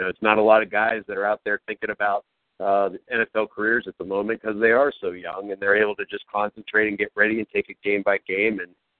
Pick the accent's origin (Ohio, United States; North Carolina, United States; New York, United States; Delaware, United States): Ohio, United States; Youngstown; now in Columbus, United States; from Youngstown